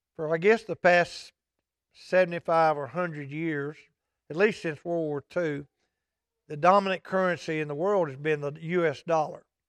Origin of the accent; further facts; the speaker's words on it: Omaha, Texas, United States; moved away as an adult; I was coming back to Omaha. And I struggled with it because it's my hometown